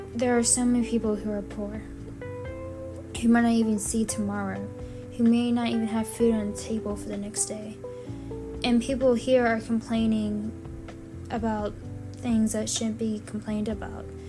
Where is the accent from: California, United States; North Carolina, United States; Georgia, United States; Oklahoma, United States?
Georgia, United States; Savannah; also born or lived in Mykolaiv, Ukraine; we moved to Savannah, Georgia